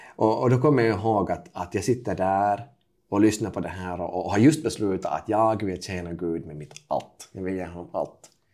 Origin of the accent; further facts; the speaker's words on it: Kokkola, Central Ostrobothnia, Finland; jag är alltså född 1993 i Karleby mm. på västkusten i Finland. det är En ganska typisk tvåspråkig familj, så jag pratar finska med pappa och eh, svenska med mamma